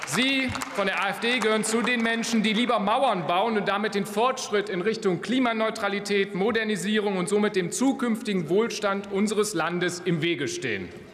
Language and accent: German; Rhein-Kreis Neuss, North Rhine-Westphalia, Germany; meine Heimat, der Rheinkreis Neuss, mitten im rheinischen Revier.